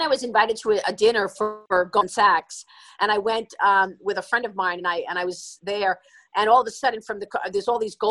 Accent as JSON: {"language": "English", "town": "New York City", "region": "New York", "country": "United States", "tie": "born or raised there", "said": "I grew up in Brooklyn"}